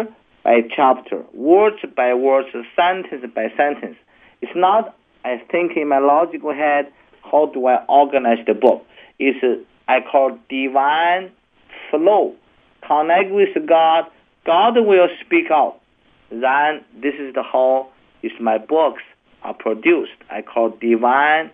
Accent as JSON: {"language": "English", "country": "China", "tie": "born or raised there", "said": "my great parents were such poor people in China, in the mountain, and I grew up also"}